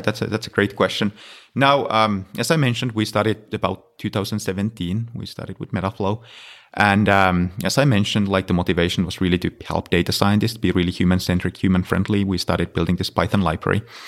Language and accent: English; Finland; moved away; I'm originally from Finland, so I was in, uh, working at University of Helsinki